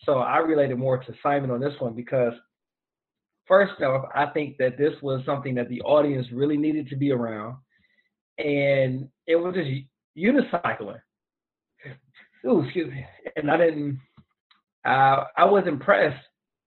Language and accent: English; Detroit, Michigan, United States; I'm from Detroit